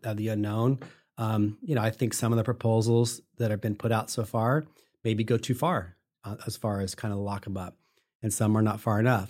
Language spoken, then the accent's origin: English; Sacramento, California, United States; I'm from Sacramento. I grew up here